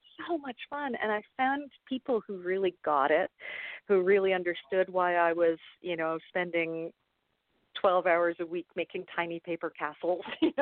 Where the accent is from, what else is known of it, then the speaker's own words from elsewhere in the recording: Toronto, Ontario, Canada; accent: Canadian; I'm Canadian, as I'm sure my accent will show off fairly soon. I grew up in Toronto